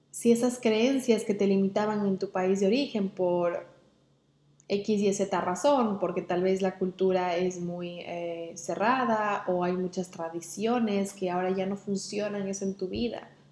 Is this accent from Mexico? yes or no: no; Ecuador; moved away as an adult; now in England; mi cuerpo estaba con los pies en Inglaterra y mi mente estaba en Ecuador con mis amigos o con mi familia